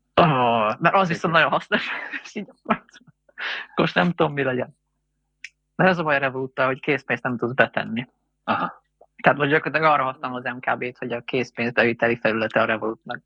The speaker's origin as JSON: {"language": "Hungarian", "country": "Hungary", "said": "mert magyarok vagyunk"}